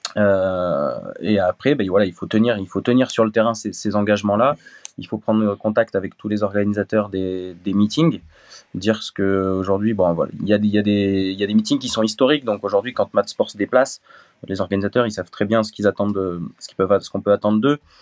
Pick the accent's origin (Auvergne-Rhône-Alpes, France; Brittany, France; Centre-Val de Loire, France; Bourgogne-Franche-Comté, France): Auvergne-Rhône-Alpes, France; Voiron; now in Montélimar, France; je suis originaire de, de Voiron dans l'Isère.